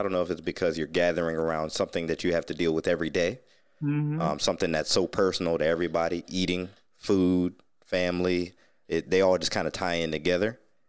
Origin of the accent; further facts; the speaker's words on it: Ohio, United States; moved away; I said I was from Ohio